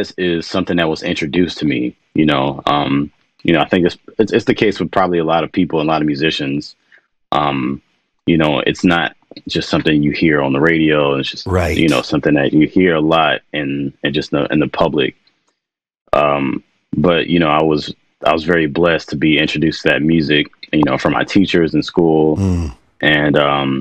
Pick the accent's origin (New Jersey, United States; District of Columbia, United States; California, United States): District of Columbia, United States; Washington; I grew up in Washington, D.C.